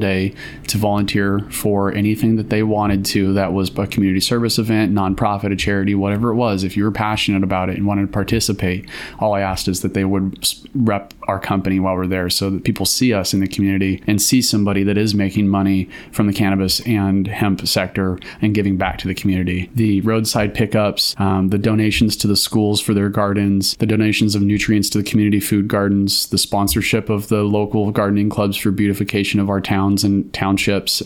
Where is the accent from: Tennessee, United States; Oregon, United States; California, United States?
Oregon, United States; Cave Junction; I grew up in Cave Junction, went to high school and graduated high school there